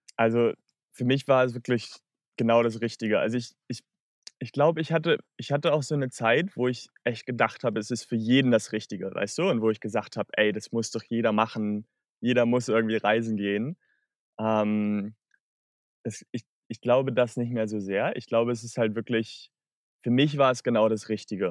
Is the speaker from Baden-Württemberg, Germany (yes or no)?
no; Hamburg, Germany; moved away as an adult; now in Australia; Ich komme aus der Nähe von Hamburg ursprünglich